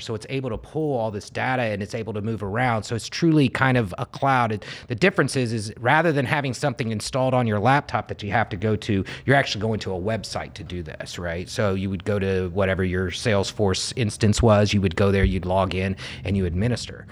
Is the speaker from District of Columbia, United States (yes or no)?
no; Indianapolis, Indiana, United States; I grew up in Indy